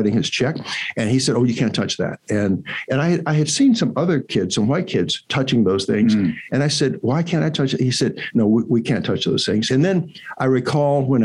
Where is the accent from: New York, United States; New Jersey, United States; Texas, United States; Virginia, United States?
Virginia, United States; I'm from Virginia